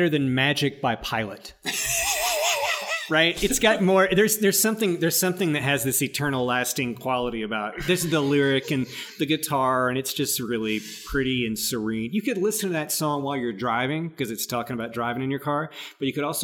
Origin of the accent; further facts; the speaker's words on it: the South, United States; also born or lived in Arkansas / Tennessee; I grew up in the South like you, Arkansas, Tennessee, that's me